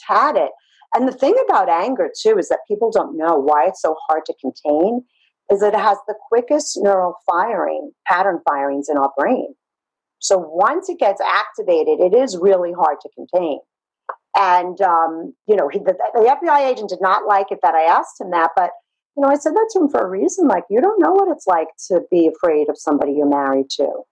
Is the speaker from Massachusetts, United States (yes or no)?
no; New York City, New York, United States; growing up in Brooklyn